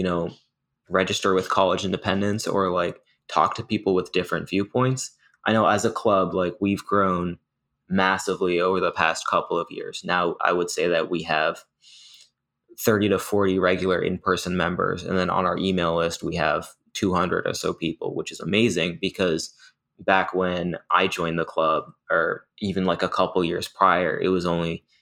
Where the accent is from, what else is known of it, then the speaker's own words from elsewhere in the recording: Massachusetts, United States; moved away as an adult; now in Pennsylvania, United States; I'm from Massachusetts, which is like heavily liberal. So that's kind of the bubble I've been in my whole life